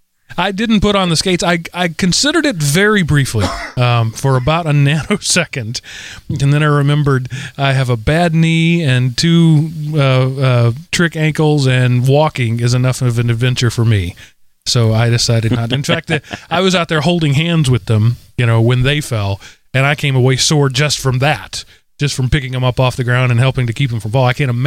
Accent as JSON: {"language": "English", "region": "Texas", "country": "United States", "said": "I'm from Texas. We still have metal slides with chainsaws at the bottom of them. We don't worry about that in Texas."}